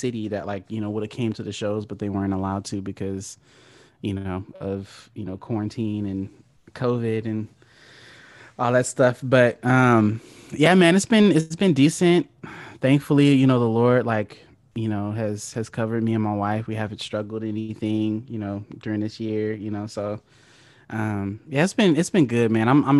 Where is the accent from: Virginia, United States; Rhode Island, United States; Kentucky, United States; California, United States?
California, United States; Oceanside; I'm from San Diego, California. So I grew up it's not a small city, but it's like it's part of San Diego County called Oceanside, California